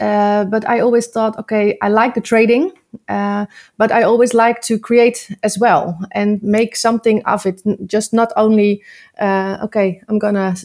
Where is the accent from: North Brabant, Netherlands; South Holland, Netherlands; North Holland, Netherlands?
South Holland, Netherlands; Nieuwkoop; I'm from Nieuwkoop, a very small town in the center between all the big cities.